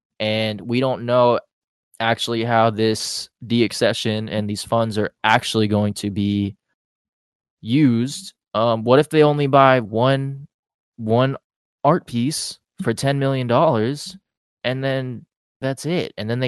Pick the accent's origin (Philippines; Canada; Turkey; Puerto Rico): Philippines; We're artists in the city too. We're Filipino.